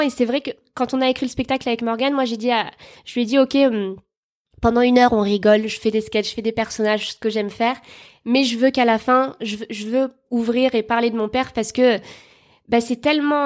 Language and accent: French; Bordeaux, Nouvelle-Aquitaine, France; je viens de Bordeaux